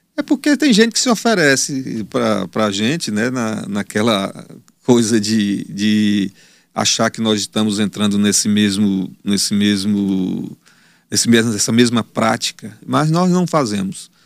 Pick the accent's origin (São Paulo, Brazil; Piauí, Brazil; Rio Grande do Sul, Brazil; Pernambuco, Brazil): Piauí, Brazil; Teresina; Eu sou de Teresina, não, não irei sair daqui